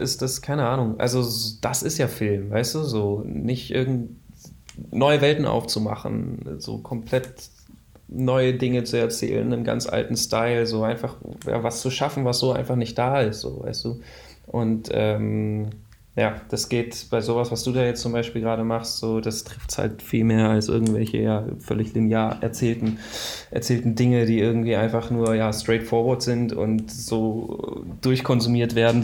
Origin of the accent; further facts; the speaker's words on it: Waldenbuch, Baden-Württemberg, Germany; also born or lived in Northern Germany (parents); am längsten so von 9 bis 20 habe ich, glaube ich, in der Stuttgarter Region gewohnt, in Waldenbuch